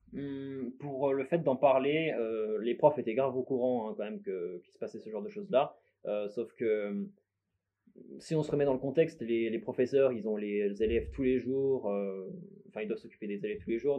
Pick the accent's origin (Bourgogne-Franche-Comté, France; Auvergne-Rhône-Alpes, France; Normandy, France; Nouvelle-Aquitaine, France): Bourgogne-Franche-Comté, France; also born or lived in Lyon / Besançon / Dijon; je suis né à Lyon de base. Et euh, ensuite, j'ai plus vécu en Franche-Comté, vers Besançon, Dijon.